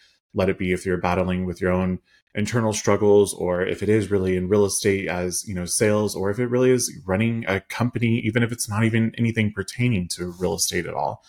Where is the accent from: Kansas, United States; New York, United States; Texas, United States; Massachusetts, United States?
Kansas, United States; I am from Kansas in the middle of Midwest America.